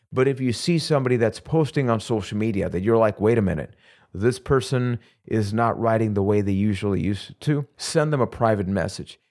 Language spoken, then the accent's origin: English; Puerto Rico; I am from Puerto Rico.